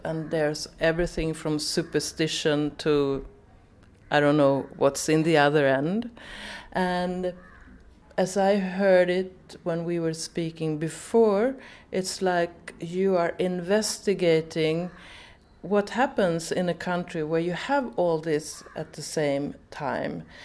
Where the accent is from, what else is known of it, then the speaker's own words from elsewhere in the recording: Sweden; I'm from Sweden